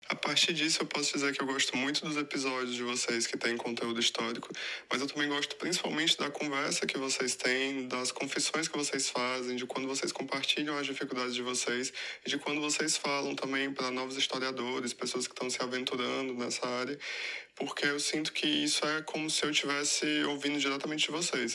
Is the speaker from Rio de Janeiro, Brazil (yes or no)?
no; Fortaleza, Ceará, Brazil; moved away as an adult; now in Lisbon, Portugal; sou de Fortaleza e atualmente eu moro em Portugal